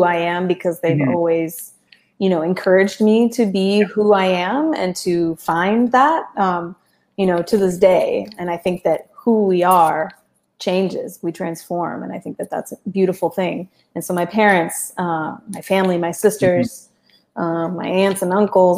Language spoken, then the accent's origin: English; Chapel Hill, North Carolina, United States; first language Spanish; English is a second language; I grew up in North Carolina, and for me, that will always be home